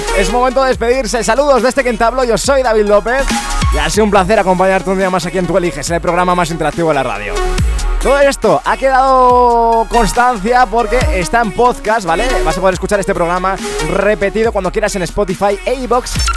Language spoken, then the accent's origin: Spanish; Spain; ¿Cómo somos los españoles?